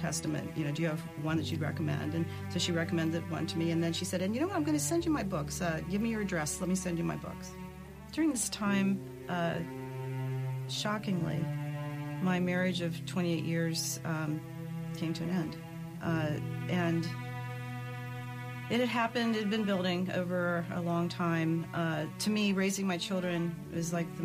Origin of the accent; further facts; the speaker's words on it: Columbus, Ohio, United States; I was born in Columbus, Ohio